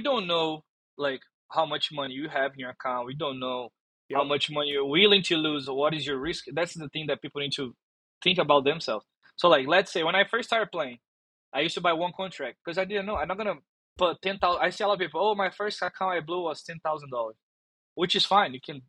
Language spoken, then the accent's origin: English; Brazil; English is a second language; now in United States; And that was a big thing when I came from Brazil.